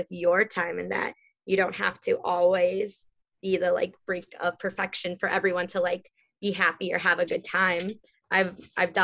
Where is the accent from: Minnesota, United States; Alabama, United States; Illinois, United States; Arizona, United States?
Illinois, United States; Chicago; moved away; also born or lived in California; I grew up in Chicago. So then I moved to California